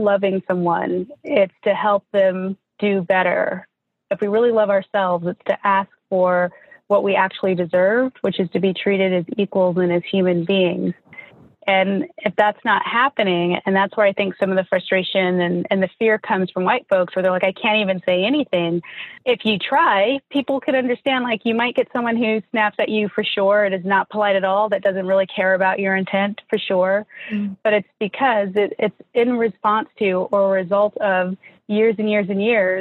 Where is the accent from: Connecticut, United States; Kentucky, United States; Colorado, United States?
Colorado, United States; Denver; also born or lived in Laramie, Wyoming; I grew up in Denver, Colorado, and my high school is predominantly Black.